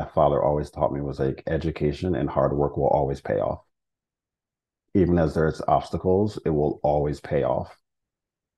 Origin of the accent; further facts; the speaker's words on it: United States; moved away as an adult; now in England; I'm also an American